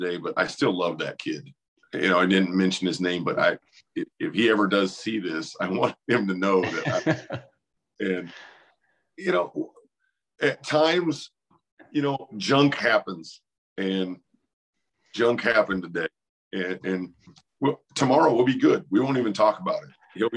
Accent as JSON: {"language": "English", "town": "Newton", "region": "Iowa", "country": "United States", "tie": "born or raised there", "said": "I loved growing up in Newton"}